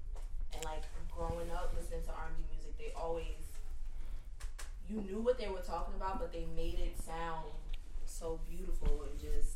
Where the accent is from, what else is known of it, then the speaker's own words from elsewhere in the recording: Texas, United States; also born or lived in Jersey City, New Jersey; I was born in Jersey City. Me and my mom moved around a lot. Like, and my aunt moved to Texas. And then my mom, she's like really close to my aunt. So she's like, I'm following my sister. So I ended up moving to Texas. I was like 8, going on 9.